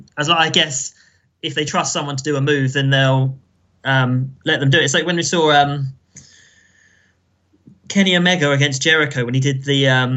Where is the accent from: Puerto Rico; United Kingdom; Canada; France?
United Kingdom; England; As an English person